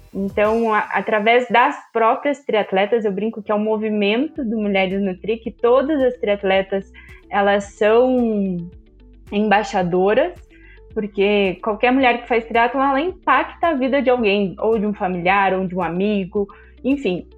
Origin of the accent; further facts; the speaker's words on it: Curitiba, Paraná, Brazil; eu sou de Curitiba